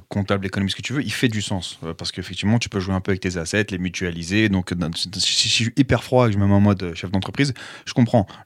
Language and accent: French; Paris, Île-de-France, France; je suis de Paris.